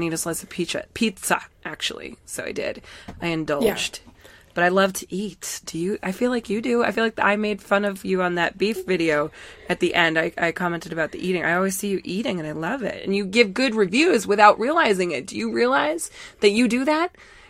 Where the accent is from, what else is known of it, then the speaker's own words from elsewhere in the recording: Massachusetts, United States; we're both from Massachusetts, so we're hardcore massholes